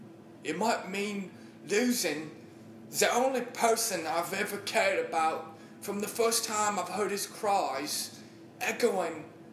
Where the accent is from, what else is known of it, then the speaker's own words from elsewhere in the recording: Edinburgh, Scotland, United Kingdom; Scottish is more of a, you know, I'm from Edinburgh.